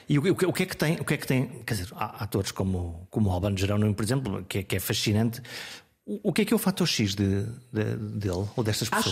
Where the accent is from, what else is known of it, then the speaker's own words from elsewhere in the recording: Viana do Castelo, Norte, Portugal; eu sou do Norte, eu sou de Viana do Castelo.